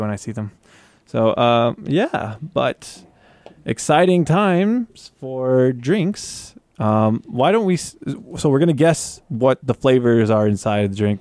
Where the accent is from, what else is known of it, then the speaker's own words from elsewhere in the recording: Tornado Alley, United States; moved away as an adult; now in Guam; I grew up in Tornado Alley